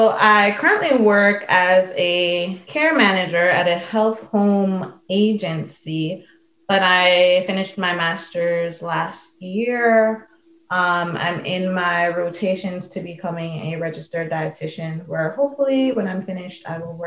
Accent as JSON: {"language": "English", "region": "New York", "country": "United States", "said": "I'm from New York"}